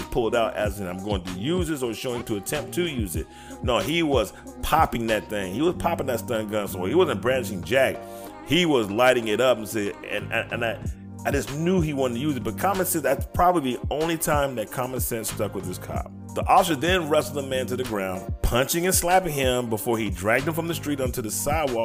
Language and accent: English; United States; I'm in America, because I'm American. I am American.